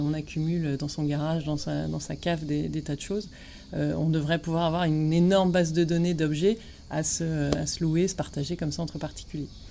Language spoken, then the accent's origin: French; Ch'ti, Hauts-de-France, France; moved away as an adult; also born or lived in Lille / Paris; now in Marseille, France; je suis ch'ti